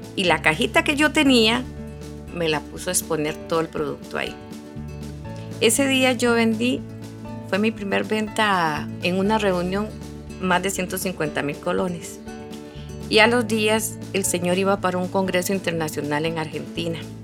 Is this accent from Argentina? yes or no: no; Curridabat, San José, Costa Rica; now in Sarapiquí, Costa Rica; yo nací en Curridabat, pero yo vivo en Sarapiquí